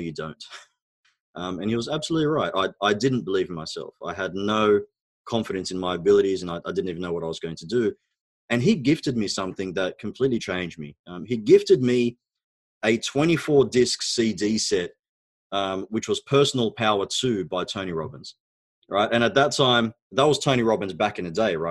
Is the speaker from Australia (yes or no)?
yes; Australia; first language Arabic; English is a second language; also born or lived in Egypt; So I was actually born in Egypt. My background is Egyptian. Both my parents are Egyptian, of course. We immigrated to Australia when I was about 4 years old. And when I arrived in Australia, I actually couldn't speak a word of English. I knew Arabic